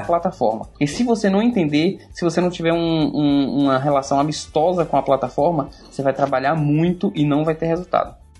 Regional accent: Seabra, Bahia, Brazil; now in Salvador, Brazil; eu me mudar do interior, que foi onde eu nasci, eh, na Chapada Diamantina, Seabra, e vim morar em Salvador

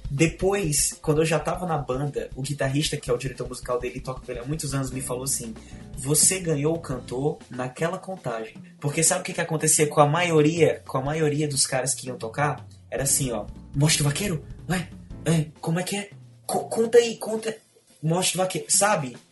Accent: Ceará, Brazil; also born or lived in Belém, Pará; eu nasci em Belém do Pará. Eu digo que sou cearense porque eu vim para cá com dois anos de idade, então eu fui criado no Ceará

